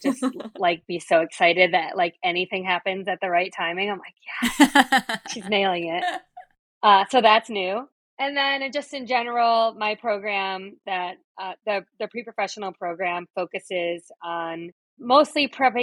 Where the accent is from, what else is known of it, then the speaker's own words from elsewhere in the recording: Detroit, Michigan, United States; So I'm from the Detroit area in Michigan. I grew up here.